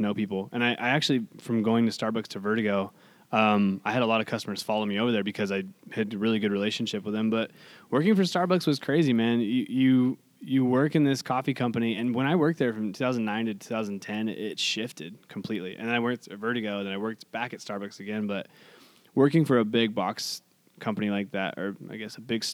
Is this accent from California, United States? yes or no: yes; Hollister, California, United States; I grew up here. This is my hometown